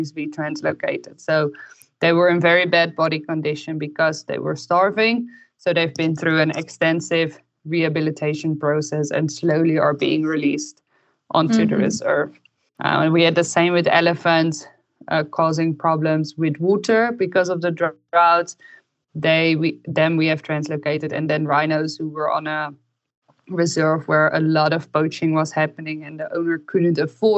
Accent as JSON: {"language": "English", "country": "Netherlands", "also_born_or_lived": "Belgium", "moved": "as an adult", "lives_now": "Namibia", "said": "I'm originally from the Netherlands and I studied veterinary medicine in Belgium"}